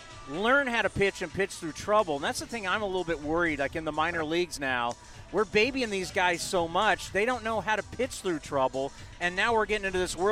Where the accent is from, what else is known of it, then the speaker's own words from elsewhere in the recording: San Diego, California, United States; I grew up in San Diego